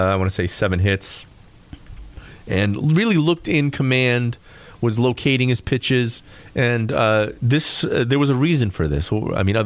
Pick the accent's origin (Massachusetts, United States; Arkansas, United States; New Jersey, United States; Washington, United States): Massachusetts, United States; Fall River; accent: Rhode Island; having grown up in Fall River, you know, people always thought I was a Rhode Islander because I had the accent